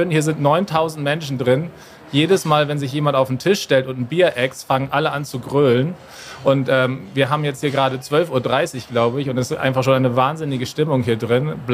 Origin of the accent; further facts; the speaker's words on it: Bremen, Germany; now in Munich, Germany; Naja, also ich bin eigentlich Bremer, ich bin ja genauso Nordlicht wie ihr, aber ich wohne schon seit 15 Jahren in München